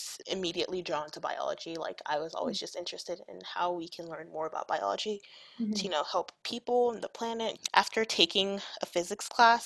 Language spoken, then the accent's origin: English; Nigeria; moved away; I grew up in Nigeria